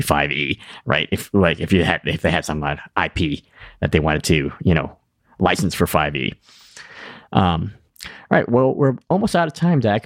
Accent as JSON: {"language": "English", "region": "New England", "country": "United States", "said": "I'm from New England"}